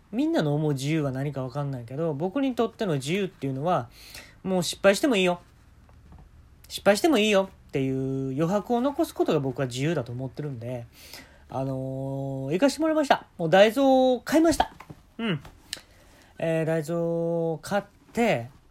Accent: Kansai, Japan; 関西生まれ

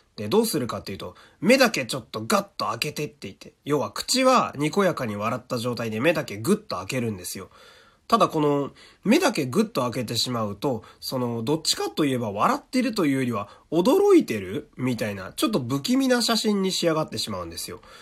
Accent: Fukui, Japan; 私の地元でこういうので言うと、福井市

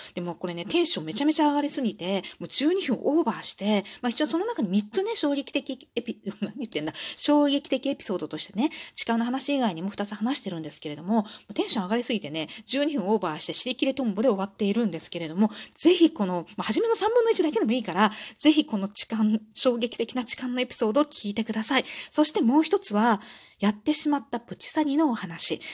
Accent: Osaka, Japan; 出身地は大阪です

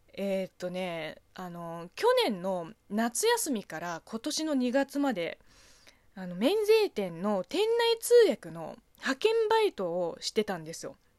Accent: China; Japanese is a second language; moved away as an adult; now in Japan; 中国生まれ中国育ちの私

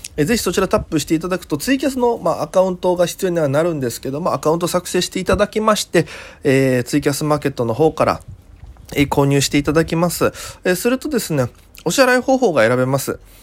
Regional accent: Okinawa, Japan; moved away as an adult; now in Tokyo, Japan; 沖縄からも見れます。僕の、お生まれ育ったね。

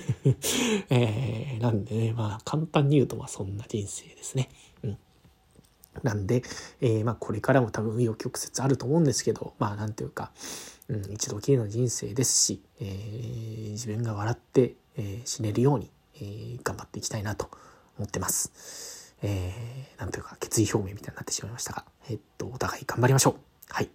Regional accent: Yokosuka, Kanagawa, Japan; もともと出身はね、神奈川の横須賀なんですよね。神奈川県横須賀市という、まあ、港町で、えー、生まれ育ちました

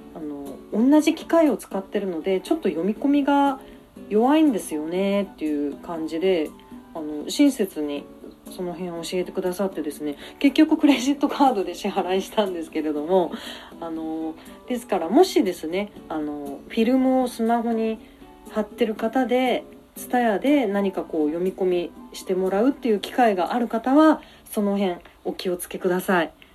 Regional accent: Kumamoto, Japan; also born or lived in Aso, Kumamoto; now in Tokyo, Japan; 私は熊本県出身なんですけれども上京してきて

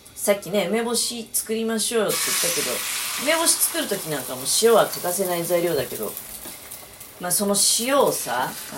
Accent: Niigata, Japan; born or raised there

